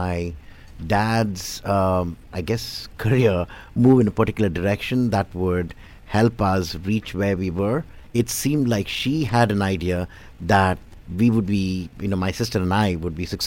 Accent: India; also born or lived in Bangalore; now in United States; I'm from India

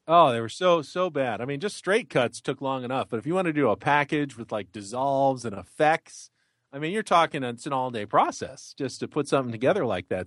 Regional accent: San Diego, California, United States; not only is it my hometown

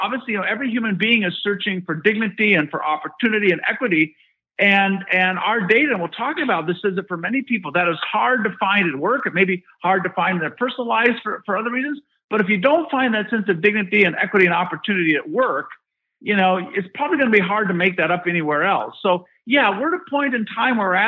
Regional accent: Michigan, United States; I grew up in Michigan

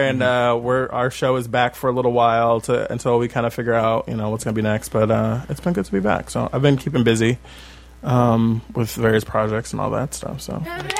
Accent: Bay Area, California, United States; now in Los Angeles, United States; I'm from the Bay Area

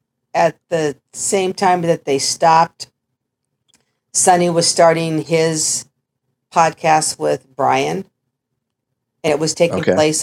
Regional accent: San Jose, California, United States; I always have to say … from San Jose

